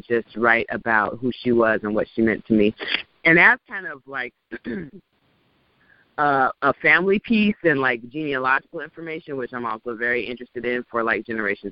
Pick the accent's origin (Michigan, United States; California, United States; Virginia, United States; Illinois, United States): California, United States; Orange County; born and raised in Orange County, California